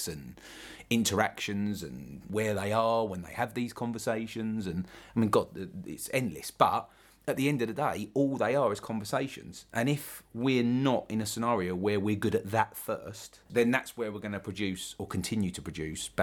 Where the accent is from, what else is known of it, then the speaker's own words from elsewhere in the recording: London, United Kingdom; accent: London; specifically about London, and which is interesting because that's my accent